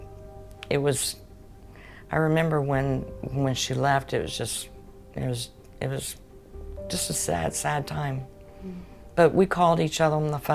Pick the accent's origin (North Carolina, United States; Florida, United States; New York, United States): Florida, United States; Jacksonville; also born or lived in Tallahassee; I'm a Jacksonville native. I've always been here. I was born and I'm from Jacksonville.